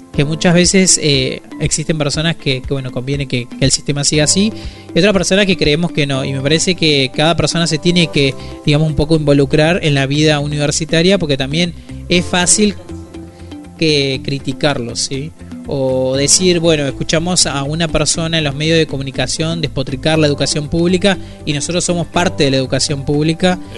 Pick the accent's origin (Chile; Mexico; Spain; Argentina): Argentina; nos lleva también como argentinas y como argentinos